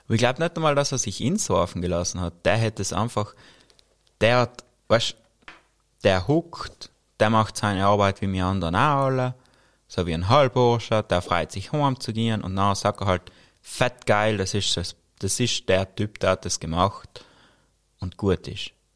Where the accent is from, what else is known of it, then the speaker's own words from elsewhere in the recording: South Tyrol, Trentino-Alto Adige, Italy; bei uns in Südtirol